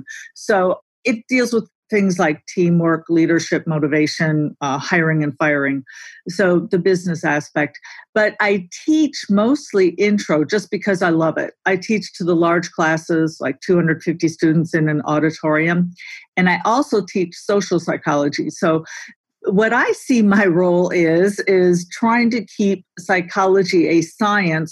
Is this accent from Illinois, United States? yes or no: yes; Grayslake, Illinois, United States; also born or lived in Libertyville, Illinois; I grew up in a little town north of Chicago called Grays Lake